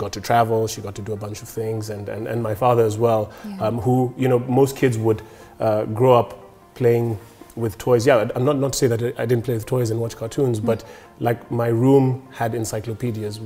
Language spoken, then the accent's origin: English; Nairobi, Kenya; I grew up in Nairobi